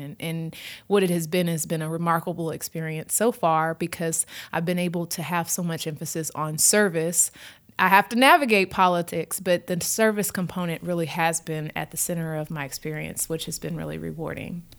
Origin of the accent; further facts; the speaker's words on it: Houston, Texas, United States; also born or lived in New Orleans; I grew up in Houston, had family from Louisiana